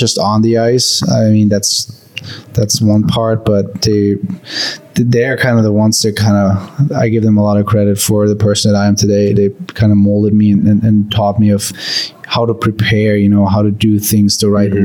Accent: Germany; born or raised there; moved away

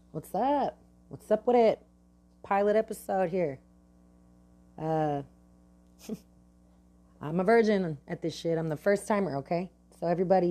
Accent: Bay Area, California, United States; I'm from the Bay Area, California. Bay Area. And I'm proud of it. I like living in the Bay Area

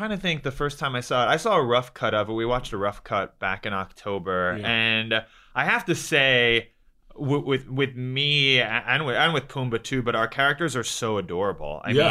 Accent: New York, United States; I grew up in New York.

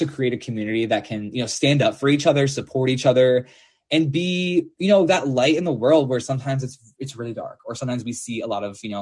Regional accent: St. Paul, Minnesota, United States; now in Nashville, United States; I'm from St. Paul, Minnesota

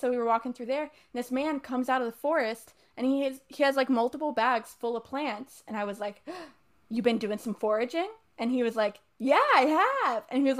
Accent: Cincinnati, United States; born or raised there; moved away

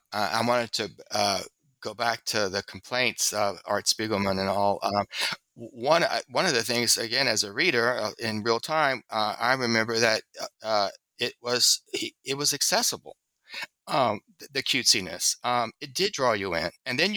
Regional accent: the South, United States; because I'm a Southerner, it also maybe I have a prejudice for that accessibility.

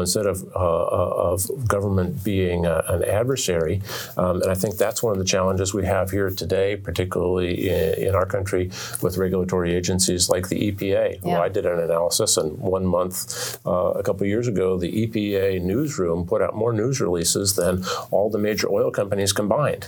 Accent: Oregon, United States; moved away as an adult; now in Alaska, United States; I grew up in Oregon

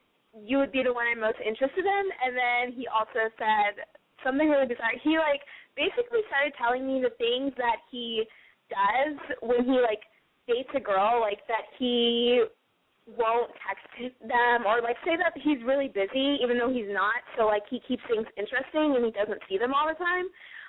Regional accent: San Antonio, Texas, United States; now in Chicago, United States; I'm from San Antonio, home of the Alamo.

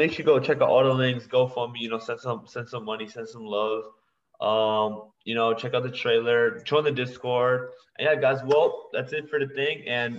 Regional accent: Texas, United States; I don't even live there, I'm from Texas

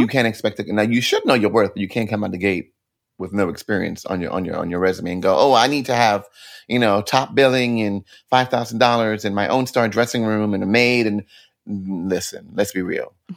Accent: New York City, New York, United States; moved away as an adult; now in New Jersey, United States; I'm a Brooklyn born and bred kid

